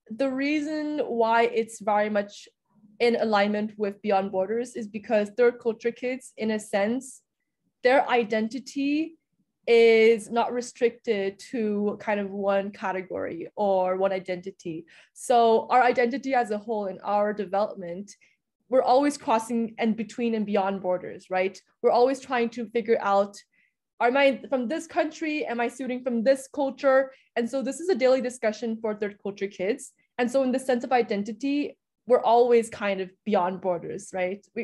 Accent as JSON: {"language": "English", "region": "Budapest", "country": "Hungary", "tie": "born or raised there", "lives_now": "Vienna, Austria", "said": "I was born and raised in Budapest, Hungary, but my parents are from mainland China. And then I attended American International School for the majority of my time. And now I'm in Vienna."}